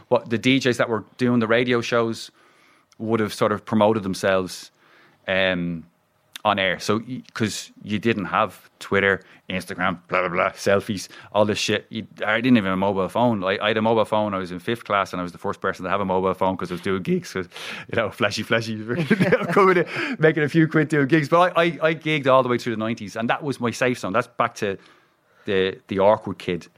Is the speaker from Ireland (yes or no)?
yes; Dublin, Leinster, Ireland; I'm from Ringshead